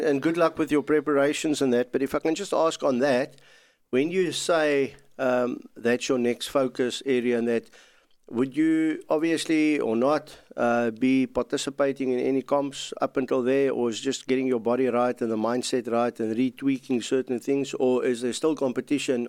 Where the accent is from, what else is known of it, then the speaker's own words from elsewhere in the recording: South Africa; I'm also South African